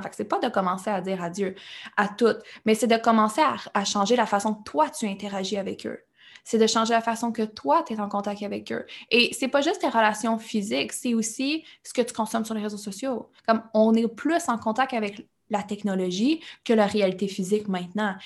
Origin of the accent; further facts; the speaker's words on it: Quebec, Canada; je suis québécoise, oui, mais le reste, tout ce que je consomme, tout ce que je prends, tout ce que je vis, notre télévision, nos relations, tout le temps en anglais